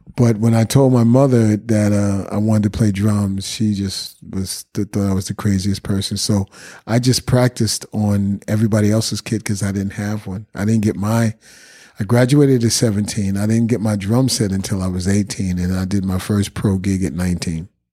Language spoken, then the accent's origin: English; New York City, New York, United States; I'm from the Bronx